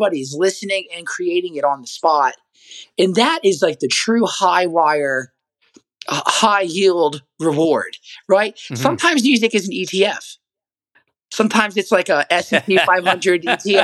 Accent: Nashville, Tennessee, United States; I'm from Nashville

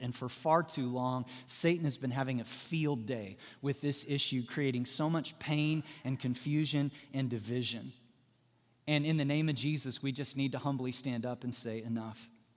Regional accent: Southwest Missouri, United States; moved away as an adult; now in Indiana, United States; I'm from Southwest Missouri

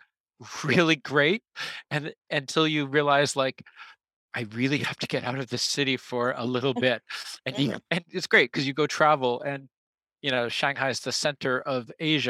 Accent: Amherst and Northampton, Massachusetts, United States; moved away as an adult; also born or lived in China / Europe; now in Osaka, Japan; I come from about 100 kilometers west of Boston

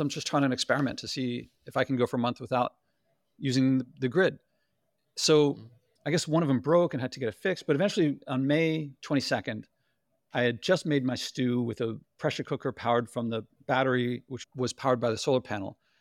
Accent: United States; I'm American

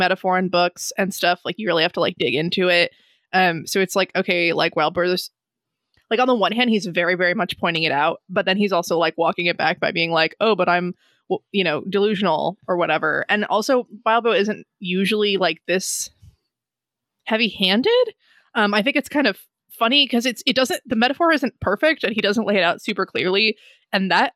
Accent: Hawaii, United States; we grew up in Hawaii

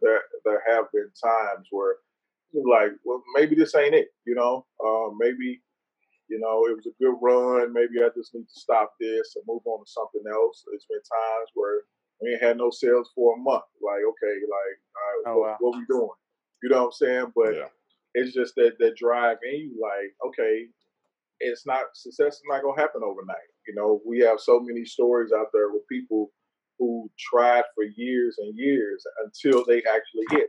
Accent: St. Louis, Missouri, United States; we're from St. Louis

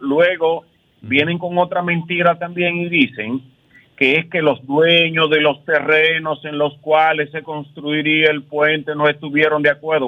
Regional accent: Puerto Plata, Dominican Republic; nosotros somos una gente aparte, por eso no somos cibaños

